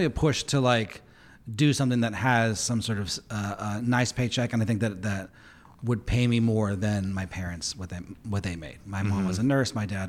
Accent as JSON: {"language": "English", "town": "Pasadena", "region": "California", "country": "United States", "tie": "born or raised there", "also_born_or_lived": "Montebello", "said": "I was born in Montebello, which is like in East Los Angeles. And then my family moved to Pasadena area for the schools."}